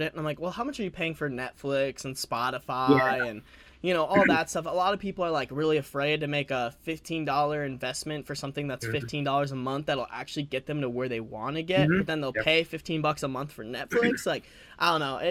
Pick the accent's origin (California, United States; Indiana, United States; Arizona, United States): Arizona, United States; now in Ames, United States; I'm from Arizona